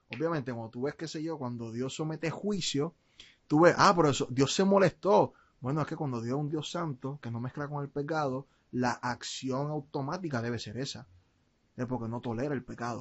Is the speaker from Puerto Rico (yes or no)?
yes; Puerto Rico; nací en Puerto Rico